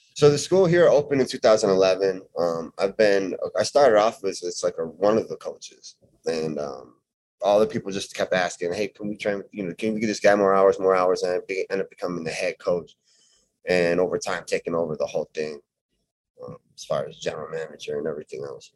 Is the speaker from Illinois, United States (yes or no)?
yes; Chicago suburbs, Illinois, United States; Chicago suburbs, about 20 minutes outside Chicago, 30 minutes.